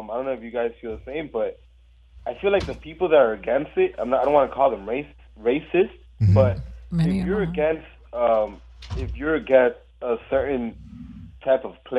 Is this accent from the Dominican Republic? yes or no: yes; Dominican Republic; now in Miami, United States; I'm Dominican.